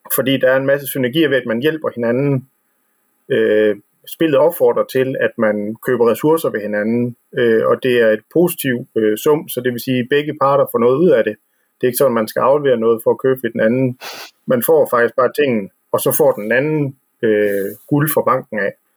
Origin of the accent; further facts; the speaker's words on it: West Jutland, Denmark; vi er vestjyder herude